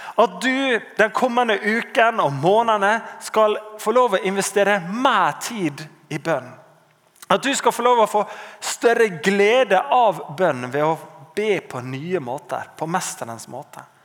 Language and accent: Norwegian; Norway